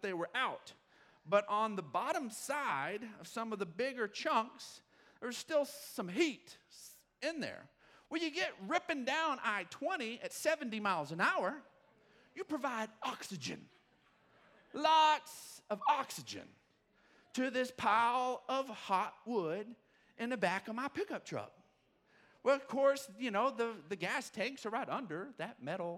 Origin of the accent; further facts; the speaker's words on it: Odessa, Texas, United States; I grew up in Odessa, Texas